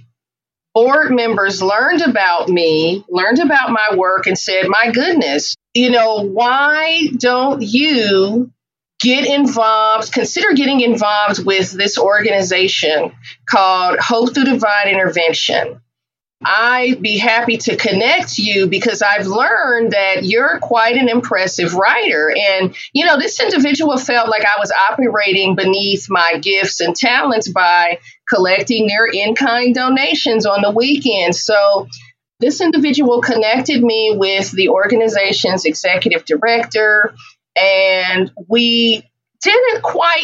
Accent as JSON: {"language": "English", "town": "Oakland", "region": "California", "country": "United States", "tie": "born or raised there", "also_born_or_lived": "Atlanta", "said": "growing up in Oakland in the Bay Area"}